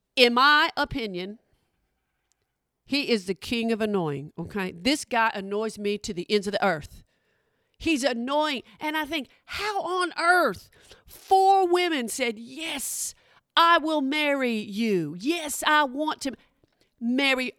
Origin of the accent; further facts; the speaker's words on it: Oklahoma, United States; I'm from Oklahoma